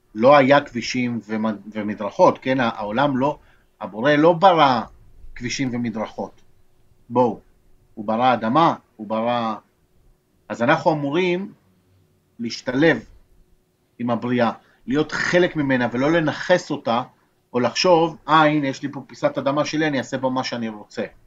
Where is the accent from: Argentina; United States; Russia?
Argentina; now in Israel; אני יליד ארגנטינה, אני נולדתי בארגנטינה